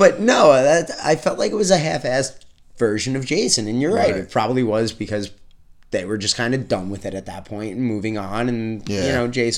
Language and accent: English; New York, United States; I am a New Yorker